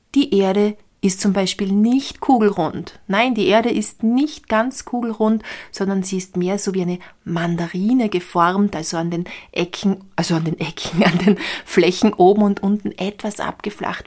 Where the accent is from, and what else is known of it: Austria